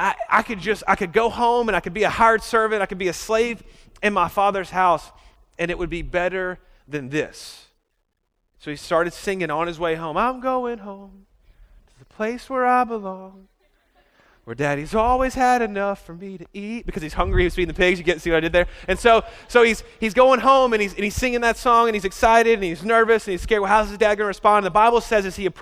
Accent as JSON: {"language": "English", "town": "Birmingham", "region": "Alabama", "country": "United States", "said": "I'm from Birmingham, Alabama."}